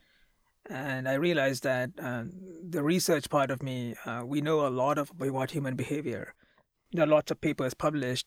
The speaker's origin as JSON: {"language": "English", "country": "India", "moved": "as an adult", "lives_now": "United States", "said": "I come from India"}